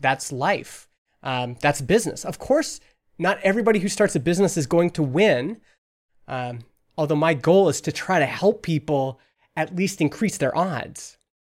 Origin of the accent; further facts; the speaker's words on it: Alberta, Canada; now in British Columbia, Canada; I'm from Alberta